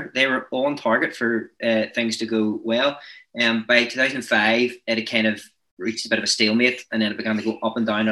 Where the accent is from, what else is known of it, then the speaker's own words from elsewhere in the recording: Northern Ireland, United Kingdom; I'm from Northern Ireland